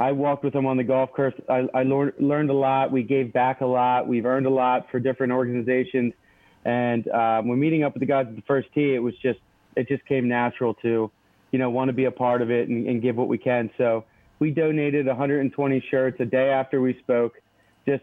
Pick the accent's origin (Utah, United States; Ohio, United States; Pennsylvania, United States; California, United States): Pennsylvania, United States; Philadelphia; We're from Philly